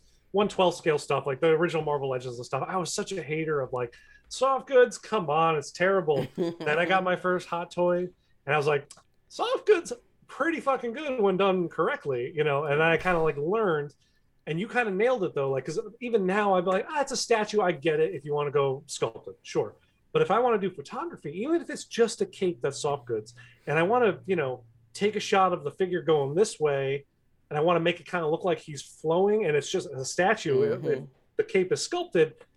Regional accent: Connecticut, United States; I grew up in Connecticut

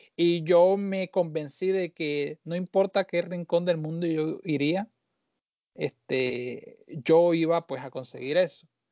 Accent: Barranquilla, Atlántico, Colombia; moved away as an adult; also born or lived in Caracas, Venezuela / Puerto Rico; now in New Jersey, United States; me crié en Barranquilla

